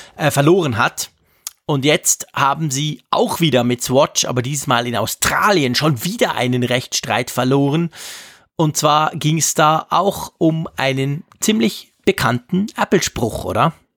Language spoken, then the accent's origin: German; Switzerland; bei uns in der Schweiz